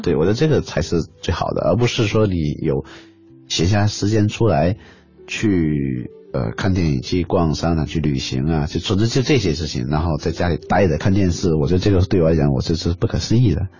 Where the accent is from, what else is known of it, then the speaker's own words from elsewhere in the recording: the South, southern China, China; 我来自南方